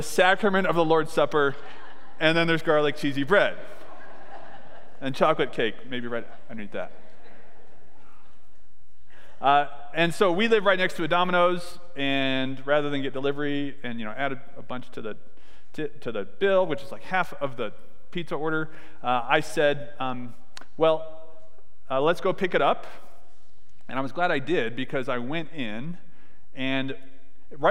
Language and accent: English; California, United States; I was born in California